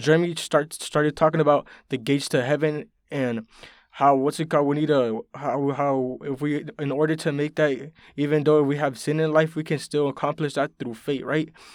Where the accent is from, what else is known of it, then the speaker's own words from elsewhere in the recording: West Palm Beach, Florida, United States; I grew up in West Palm Beach